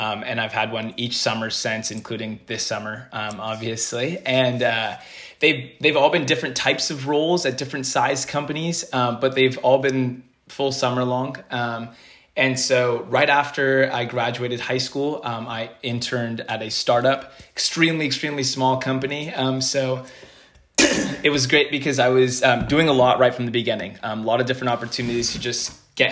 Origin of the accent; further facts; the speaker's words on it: Bay Area, California, United States; I'm from the Bay Area